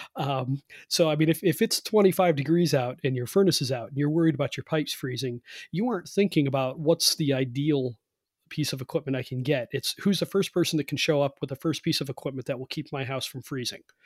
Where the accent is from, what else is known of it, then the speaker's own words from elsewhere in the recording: Cleveland, Ohio, United States; now in West Virginia, United States; I'm from Cleveland, happen to be living in West Virginia now, but I'm from Cleveland, which is a cold climate.